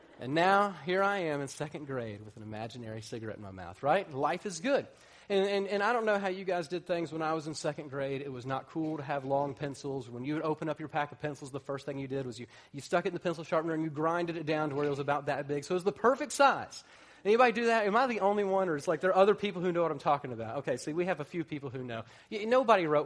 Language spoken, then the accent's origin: English; Atlanta, Georgia, United States; I grew up in Atlanta